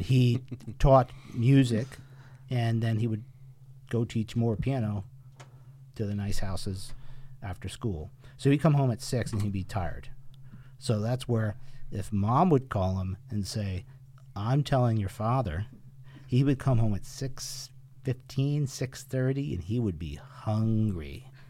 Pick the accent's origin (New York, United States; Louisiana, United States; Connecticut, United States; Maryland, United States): Connecticut, United States; Windsor; we were born and raised in Windsor, Connecticut one of the oldest towns in Connecticut